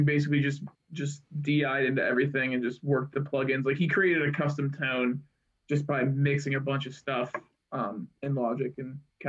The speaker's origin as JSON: {"language": "English", "town": "Pittsburgh", "region": "Pennsylvania", "country": "United States", "said": "We are from Pittsburgh."}